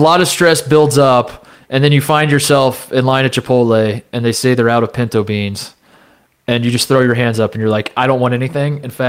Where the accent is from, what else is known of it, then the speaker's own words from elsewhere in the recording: Indiana, United States; moved away as an adult; also born or lived in Ohio; I grew up in Indiana